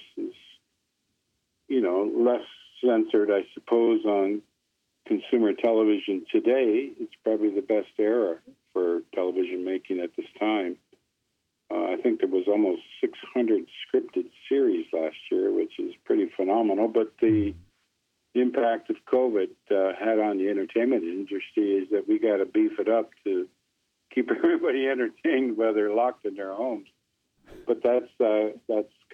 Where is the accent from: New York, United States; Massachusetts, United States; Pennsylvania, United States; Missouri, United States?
New York, United States; Buffalo; moved away as an adult; also born or lived in Six Nations, Ontario, Canada / Oshweken, Ontario, Canada / Niagara Falls / Toronto, Ontario, Canada; I've grew up in Niagara Falls and Buffalo